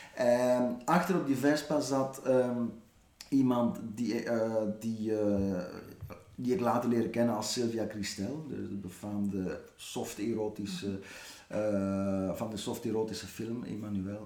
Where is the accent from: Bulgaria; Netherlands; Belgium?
Belgium; Ghent, Flanders; als Gentenaar